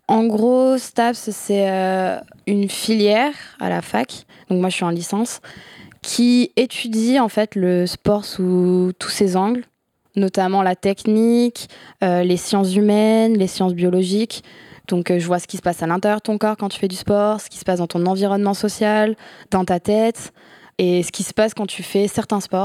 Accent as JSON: {"language": "French", "town": "Bergerac", "region": "Nouvelle-Aquitaine", "country": "France", "moved": "yes", "lives_now": "Bordeaux, France", "said": "je viens de Bergerac, à côté de Bordeaux, donc maintenant j'habite à, Bordeaux"}